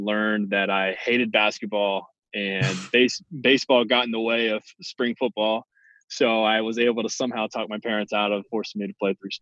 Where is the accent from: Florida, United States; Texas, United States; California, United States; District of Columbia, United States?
Florida, United States; Milton; I'm from the Pensacola area, okay, a small town outside of Pensacola called Milton